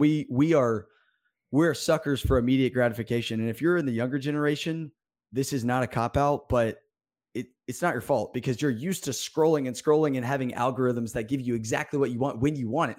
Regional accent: Birmingham, Alabama, United States; I am from Birmingham, Alabama.

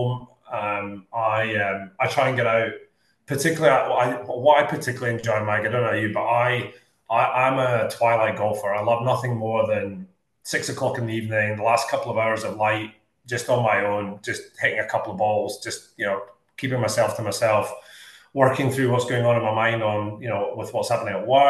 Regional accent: Scotland, United Kingdom; now in Australia; growing up in Scotland

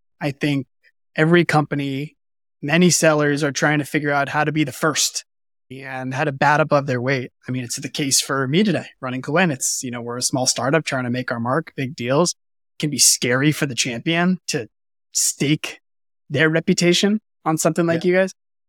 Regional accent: United States; as if we Americans

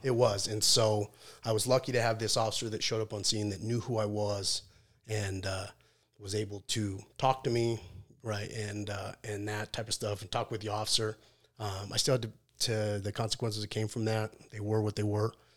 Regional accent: Salt Lake City, Utah, United States; I grew up in Salt Lake City

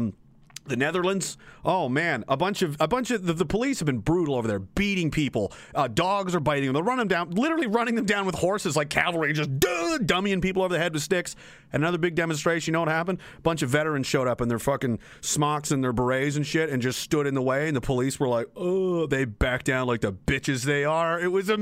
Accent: Pictou County, Nova Scotia, Canada; This is my home area. I'm from Pictou County

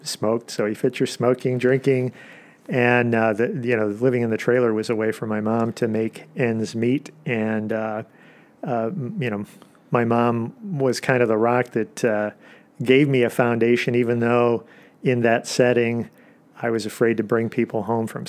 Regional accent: Des Plaines, Illinois, United States; I grew up in the Chicagoland area in Des Plaines

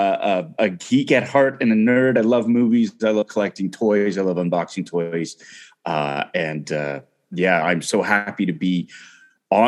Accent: Toronto, Ontario, Canada; I'm from Toronto.

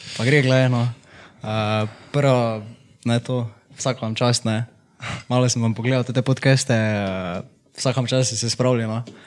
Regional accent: Miklavž na Dravskem polju, Slovenia; also born or lived in Ljubljana; sem iz Miklauža, tam sem tudi v osnovno šolo hodil

